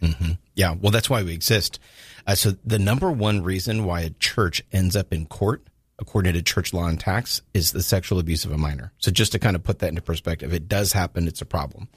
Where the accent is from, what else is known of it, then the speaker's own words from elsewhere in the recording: Southern California, United States; moved away as an adult; also born or lived in Louisville, Kentucky; now in Jacksonville, United States; I spent most of my life growing up in Southern California